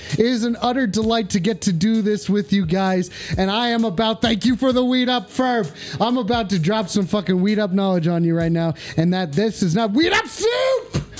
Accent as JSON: {"language": "English", "town": "Philadelphia", "region": "Pennsylvania", "country": "United States", "said": "No, I'm not a ghoul. Just because I'm from Philadelphia doesn't mean that I'm a ghoul."}